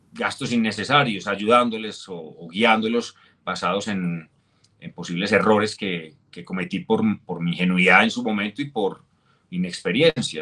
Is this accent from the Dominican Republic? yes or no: no; Colombia; mi regreso a Colombia